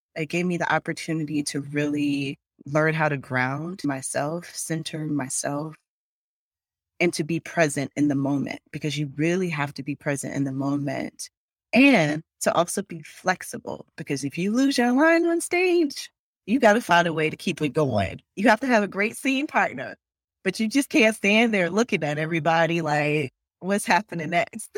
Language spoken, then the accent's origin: English; Longs, South Carolina, United States; also born or lived in Conway, South Carolina; I was born in Conway, South Carolina. I say Myrtle Beach to a lot of people because people know Myrtle Beach because it's a tourist town, but I was born at Conway Hospital. And I lived in Long's, South Carolina. It was just a dirt road. My childhood home is still there. And so that's where I grew up.